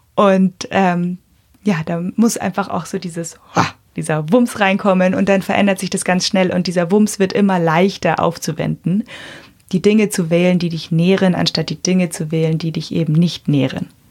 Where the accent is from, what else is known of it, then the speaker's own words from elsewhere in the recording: Bavaria, Germany; bei uns in Bayern